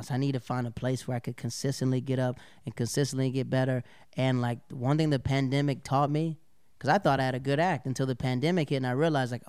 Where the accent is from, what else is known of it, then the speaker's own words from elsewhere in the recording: the South, United States; that's how like growing up in the South, Southern comics, we're always prepared.